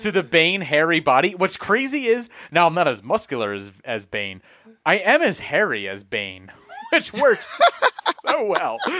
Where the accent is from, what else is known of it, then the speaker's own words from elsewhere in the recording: Northeast, United States; I'm from the Northeast.